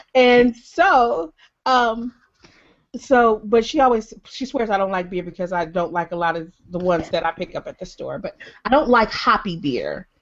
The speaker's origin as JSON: {"language": "English", "town": "Detroit", "region": "Michigan", "country": "United States", "said": "I'm from Detroit, and we like, and I grew up spending tons and tons of time across the border"}